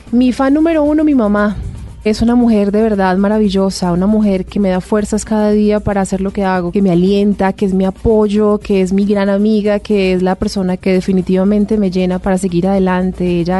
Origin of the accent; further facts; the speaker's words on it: Antioquia, Colombia; Bueno, amo profundamente como buena paisa los frijoles, me encantan muchísimo.